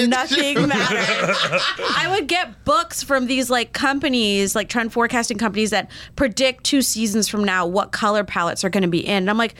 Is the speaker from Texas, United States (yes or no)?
no; Vero Beach, Florida, United States; moved away; I grew up in Vero Beach, which is this tiny little town on the East Coast. It's like half super rich white people, half migrant population